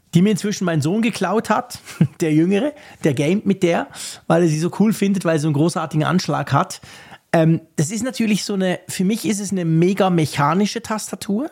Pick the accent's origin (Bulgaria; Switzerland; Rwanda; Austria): Switzerland; bei uns in der Schweiz